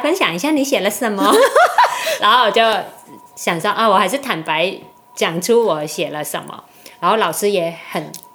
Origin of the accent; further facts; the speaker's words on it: Macau; now in Taiwan; 我爸妈是在澳门嘛，我嗯。在澳门出生，家人全部都在澳门，只有我来台湾